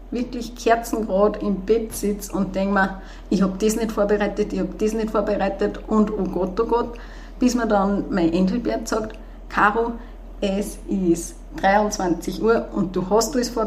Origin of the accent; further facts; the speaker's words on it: Hinterstoder, Upper Austria, Austria; Also ich bin in Hinterstoder aufgewachsen bis zur Hauptschule.